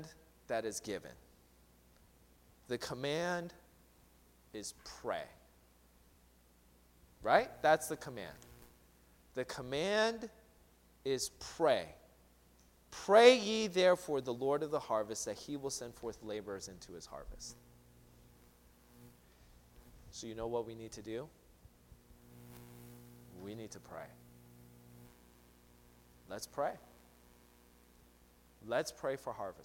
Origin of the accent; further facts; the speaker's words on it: Seattle, Washington, United States; moved away; I'm from Seattle